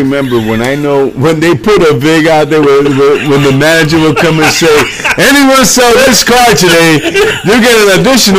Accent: New York City, New York, United States; I grew up in the Bronx, I told you, very poor.

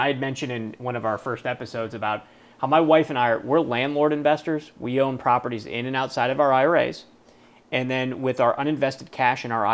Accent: Cleveland, Ohio, United States; I'm from Cleveland

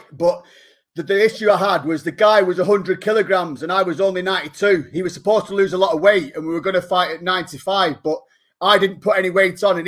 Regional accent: England, United Kingdom; I'm not actually from Ireland. I'm from the UK, England.

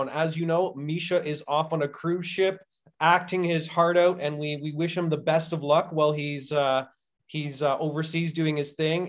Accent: Canada; as just Canadian citizens

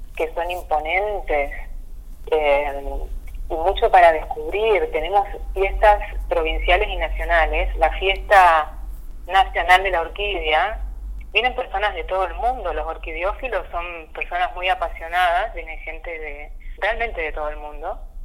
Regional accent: Misiones, Argentina; somos hijas del mismo útero de Tierra Colorada

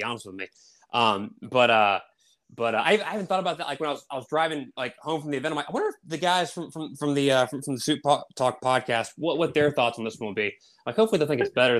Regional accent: Raleigh, North Carolina, United States; I'm from Raleigh, North Carolina

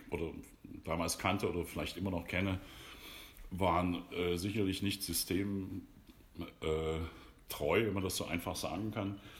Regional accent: Dresden, Saxony, Germany; accent: Saxon; also born or lived in Berlin / Leipzig; alles, was, was uns Sachsen hier so umgibt

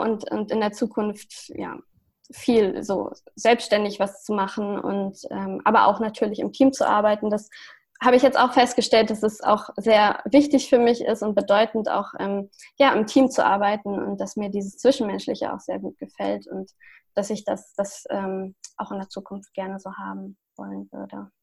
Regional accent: Lüneburg, Lower Saxony, Germany; also born or lived in Hamburg; ich komme ja aus Lüneburg und ich wohne derzeit auch wieder in Lüneburg

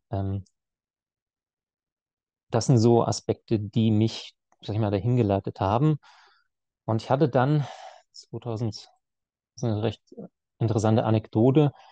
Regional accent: Baden-Württemberg, Germany; Und er wusste, ich komme aus dem Schwabenland, aus der Nähe von Heilbronn. Also ich wohne zwischen Heilbronn und Stuttgart.

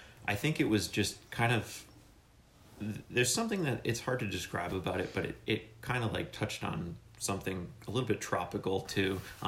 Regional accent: Harwich, Massachusetts, United States; also born or lived in Orleans, Massachusetts; So I grew up in Harwich until we were 16 when we moved to Orleans. And growing up on the Cape, fishing is like in your blood. You know, it's the Cape, it's named after a codfish.

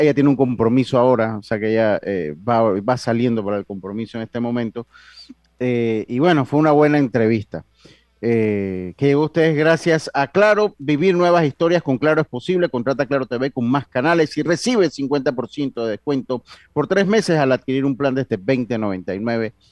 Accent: Panama; nosotros como panameños

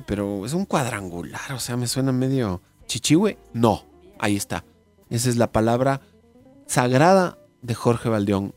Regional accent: Ecuador; los ecuatorianos nos hicimos hinchas del United por el, por el Valencia

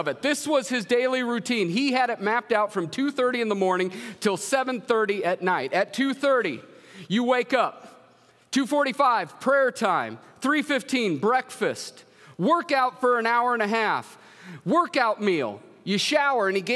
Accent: Marshalltown, Iowa, United States; moved away as an adult; also born or lived in Yakima, Washington; now in Marshalltown, United States; I'm actually from Marshalltown, Iowa

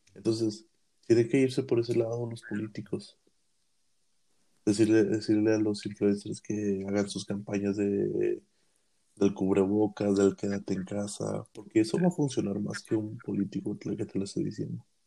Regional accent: Mexico; como mexicanos que somos

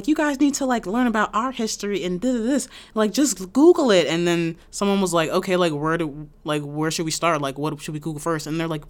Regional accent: Canada; They said I'm not black enough because I'm Canadian.

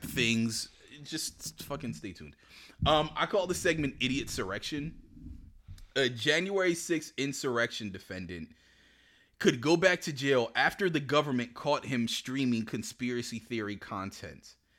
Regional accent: Woodbury, United States; I grew up in Woodbury.

